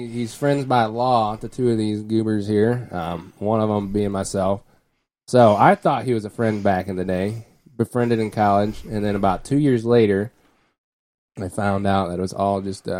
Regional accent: United States; I'm American.

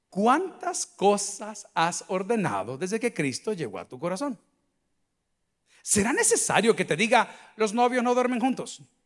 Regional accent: El Salvador; nosotros como salvadoreños hemos cambiado muchísimo.

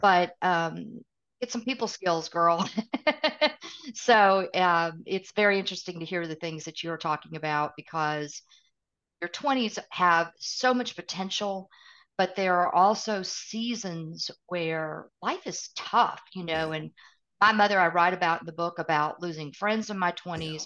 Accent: East Tennessee, United States; accent: Southern; also born or lived in Midwest; I live in Middle Tennessee. I completely have the Southern accent. I grew up in East Tennessee by way of the Midwest

